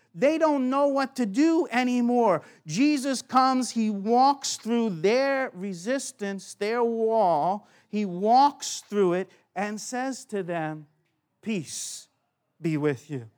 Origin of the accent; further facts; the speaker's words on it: United States; now in Australia; I'm from America